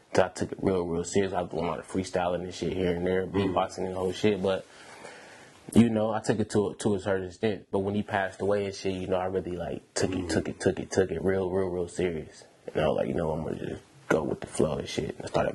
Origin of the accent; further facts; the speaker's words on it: Milwaukee, Wisconsin, United States; now in Sacramento, United States; So, yeah, I'm from Milwaukee, Wisconsin, man. So, I moved out here back in, like